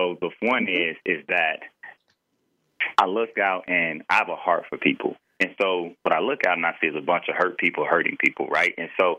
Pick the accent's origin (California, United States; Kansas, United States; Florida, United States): Florida, United States; And so we were headed to the Bahamas for a weekend because we're from Florida.